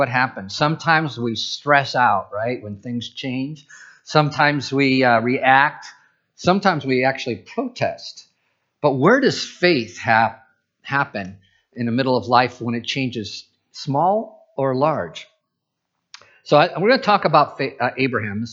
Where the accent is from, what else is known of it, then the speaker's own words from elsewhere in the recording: Midwest, United States; moved away as an adult; now in Pacific Northwest, United States; I'm from the Midwest